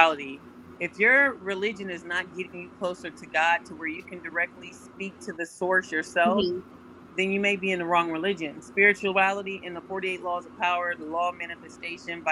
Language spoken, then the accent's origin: English; Washington, District of Columbia, United States; now in Columbus, United States; I'm from Washington, D.C., relocated to Ohio